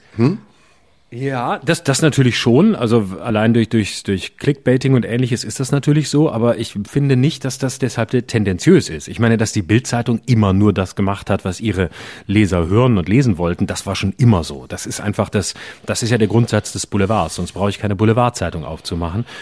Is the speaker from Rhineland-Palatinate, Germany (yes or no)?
no; Lörrach, Baden-Württemberg, Germany; mein Heimatort Lörrach